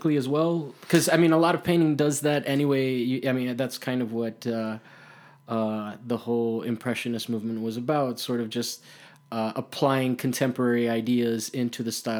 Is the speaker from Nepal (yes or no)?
no; Italy; moved away; also born or lived in Miami; I grew up in Italy